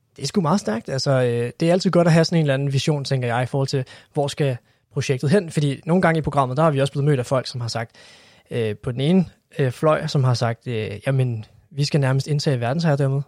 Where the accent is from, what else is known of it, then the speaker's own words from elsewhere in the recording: Copenhagen, Capital Region of Denmark, Denmark; som københavner